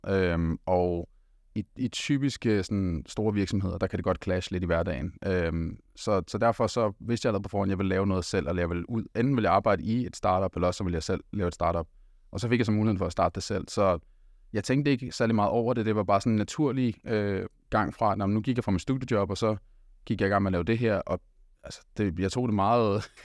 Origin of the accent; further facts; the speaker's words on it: Denmark; jeg er også øh, født og opvokset her i Danmark